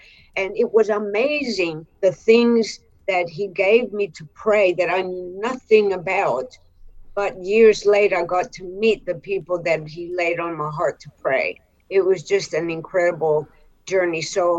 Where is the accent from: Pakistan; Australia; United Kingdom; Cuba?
Australia; also born or lived in Cairo, Egypt; I was born in Cairo, Egypt, but I'm not Egyptian. I'm actually Australian Greek.